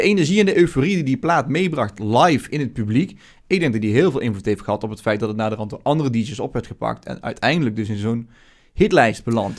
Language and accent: Dutch; Netherlands; als Nederlanders